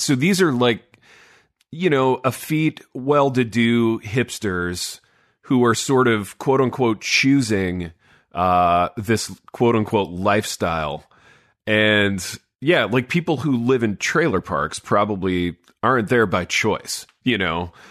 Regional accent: Hartford City, Indiana, United States; when I was growing up in Hartford City, you know, this, this little, uh, blue-collar town in Indiana

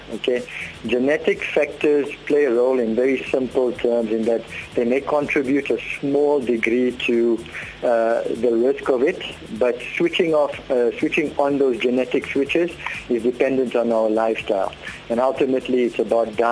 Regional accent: South Africa; We grew up in Indian areas, so-called Indian areas, so a bunny chow and coke and chip rolls and coke throughout childhood and teenage years was a staple.

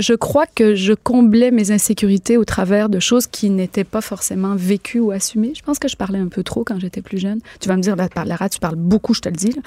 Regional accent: Quebec, Canada; chez nous au Québec, on va avoir un peu plus de misère à dire à quelqu'un tu' t'es pas bon

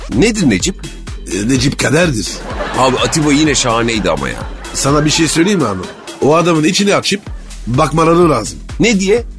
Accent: Turkey

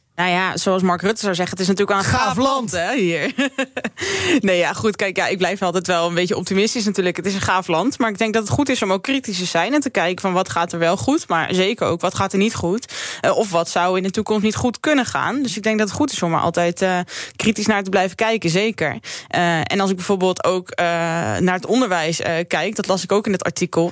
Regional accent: Drenthe, Netherlands; moved away; ik kom natuurlijk uit Drenthe

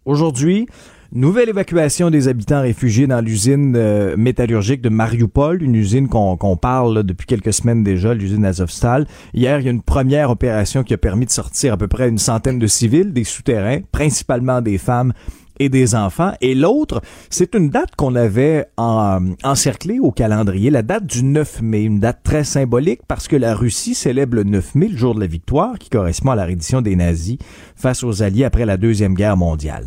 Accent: Abitibi, Quebec, Canada; je viens d'Abitibi

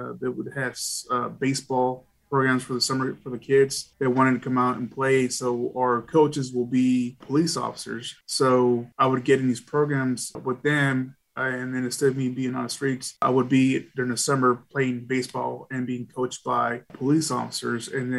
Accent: Dallas, Texas, United States; I was born and raised in Dallas. I was from a rough neighborhood

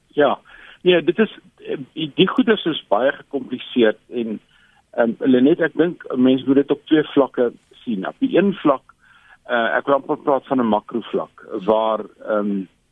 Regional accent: South Africa

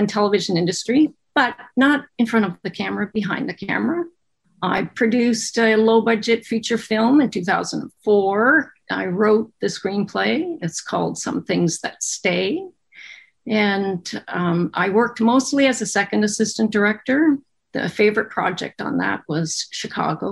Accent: Kingston, Ontario, Canada; also born or lived in Toronto; I was born and raised in Kingston, Ontario

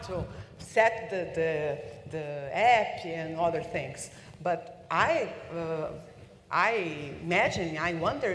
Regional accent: Brazil; English is a second language; I'm a Brazilian and I'm English

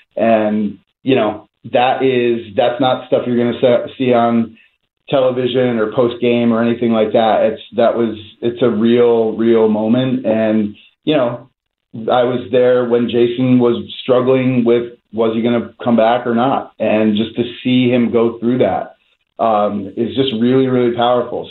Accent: New Jersey, United States; now in Philadelphia, United States; I grew up in North Jersey

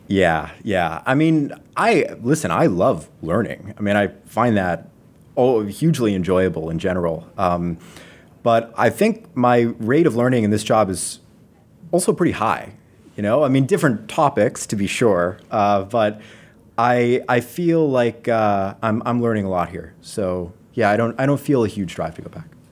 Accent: Las Vegas, Nevada, United States; moved away as an adult; now in Seattle, United States; I grew up in Las Vegas

